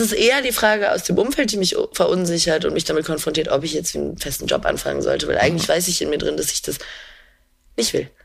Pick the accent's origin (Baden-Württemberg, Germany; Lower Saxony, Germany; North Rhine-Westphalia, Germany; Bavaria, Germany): Lower Saxony, Germany; Emsland; also born or lived in Mecklenburg-Vorpommern; ich bin in einem Dorf im Emsland aufgewachsen, beziehungsweise Mecklenburg-Vorpommern und dann im Emsland